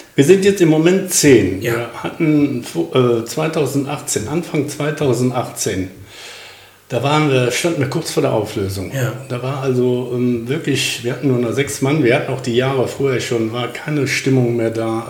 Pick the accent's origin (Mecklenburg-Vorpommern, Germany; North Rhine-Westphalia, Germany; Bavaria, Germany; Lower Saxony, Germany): North Rhine-Westphalia, Germany; Krefeld; moved away; also born or lived in Uerdingen; geboren in Uerdingen, aber äh, Oppum aufgewachsen.